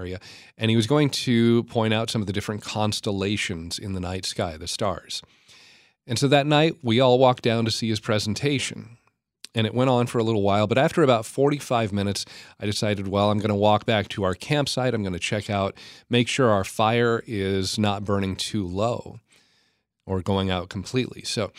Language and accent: English; California, United States; born there; also born or lived in Oregon, United States / Idaho, United States / Washington, United States; I spent the first half of my life living in the western U.S. I was born in Northern California, lived in Oregon, in Idaho. I was in Washington State a lot.